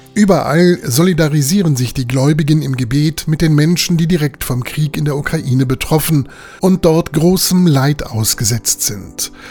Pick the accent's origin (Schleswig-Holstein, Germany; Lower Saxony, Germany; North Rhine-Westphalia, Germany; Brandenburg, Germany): Lower Saxony, Germany; bei uns in Niedersachsen